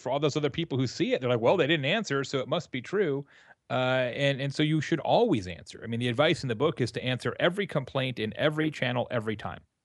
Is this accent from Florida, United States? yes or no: no; Arizona, United States; also born or lived in Tucson; now in Midwest, United States; I'm from Arizona originally